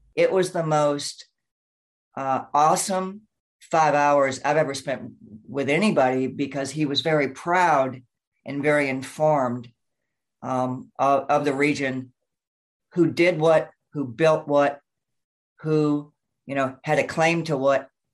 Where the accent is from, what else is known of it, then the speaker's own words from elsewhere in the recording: Memphis, Tennessee, United States; moved away as an adult; also born or lived in Minneapolis, Minnesota / Wayzata, Minnesota; now in Southern California, United States; I am from Memphis, Tennessee